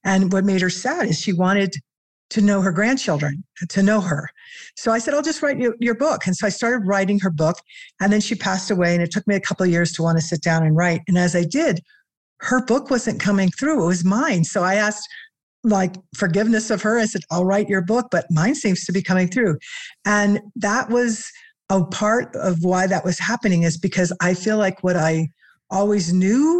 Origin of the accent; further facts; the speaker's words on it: Missouri, United States; now in Colorado, United States; I grew up in Missouri, but live in Colorado now